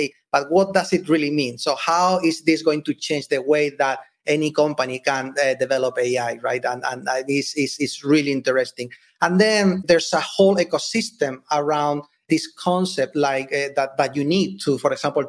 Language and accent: English; Spain; moved away as an adult; now in United States; I'm originally from Spain. When I moved here to the US